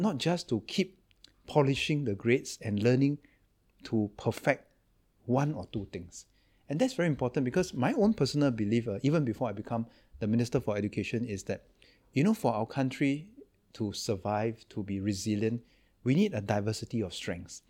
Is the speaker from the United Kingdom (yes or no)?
no; Singapore; I'm from Singapore